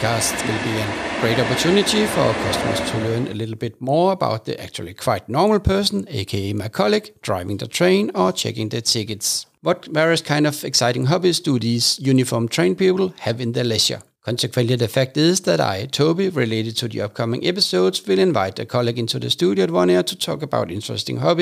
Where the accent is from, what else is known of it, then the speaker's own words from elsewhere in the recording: Denmark; first language Danish; English is a second language; my mother tongue Danish